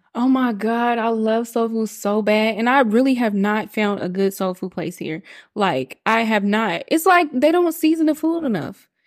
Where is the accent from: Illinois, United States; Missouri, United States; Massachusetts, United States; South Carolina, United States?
Missouri, United States; Kansas City; moved away as an adult; now in Atlanta, United States; I am from Kansas City, Missouri